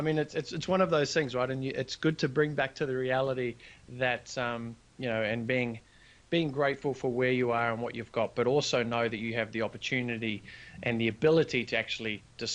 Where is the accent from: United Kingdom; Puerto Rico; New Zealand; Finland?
New Zealand; moved away as an adult; now in Gold Coast, Australia; I grew up in New Zealand, but I'm currently residing in the sunny Gold Coast of Australia.